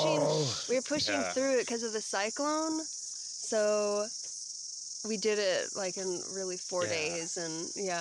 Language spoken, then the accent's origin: English; Alaska, United States; I'm from Alaska.